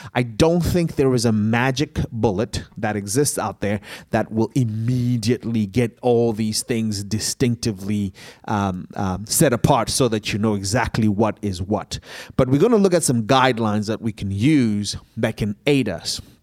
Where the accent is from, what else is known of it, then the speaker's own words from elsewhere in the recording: Zimbabwe; moved away; I grew up in Zimbabwe